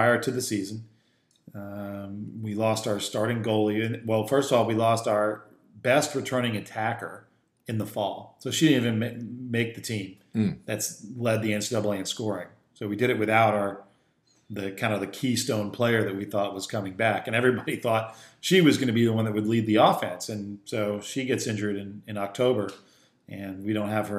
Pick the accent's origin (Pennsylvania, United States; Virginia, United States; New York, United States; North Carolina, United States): Pennsylvania, United States; Philadelphia; I grew up in Philadelphia